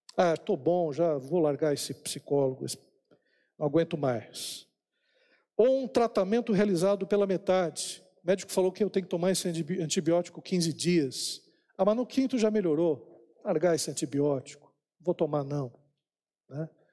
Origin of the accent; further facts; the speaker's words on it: São Paulo, Brazil; eu nasci eh, lá em São Paulo, na maternidade lá na Praça da Árvore.